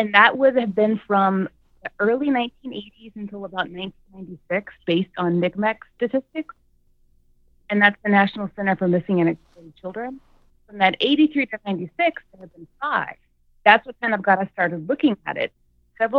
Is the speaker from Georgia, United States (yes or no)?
yes; Atlanta, Georgia, United States; we both moved back to Atlanta. We're from Atlanta